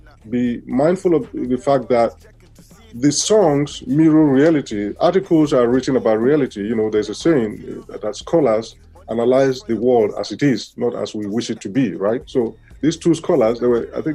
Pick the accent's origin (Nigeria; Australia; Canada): Nigeria; moved away; because I'm Nigerian myself. I grew up in the country